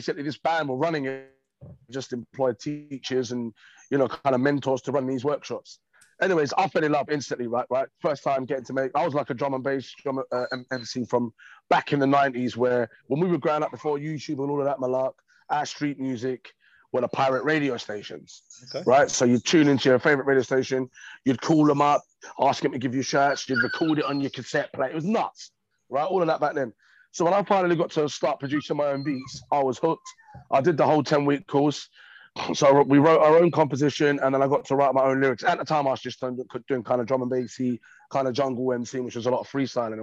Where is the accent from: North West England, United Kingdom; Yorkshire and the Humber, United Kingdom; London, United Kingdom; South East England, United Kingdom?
London, United Kingdom; born and raised in East London